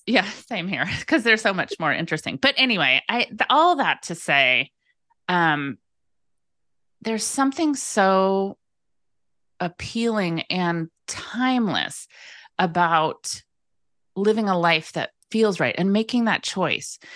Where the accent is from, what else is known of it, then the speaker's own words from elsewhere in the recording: Bay Area, Northern California, United States; now in Pacific Northwest island, United States; I grew up in Northern California in the Bay Area